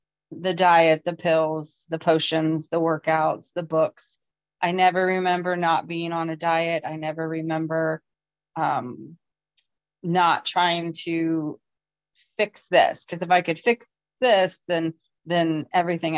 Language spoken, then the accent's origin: English; Ohio, United States; I am from Ohio.